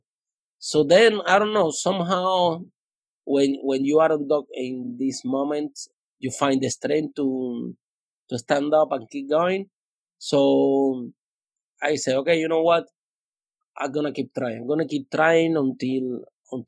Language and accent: English; Cuba; English is a second language; moved away as an adult; also born or lived in Spain; now in London, United Kingdom; I came from Cuba.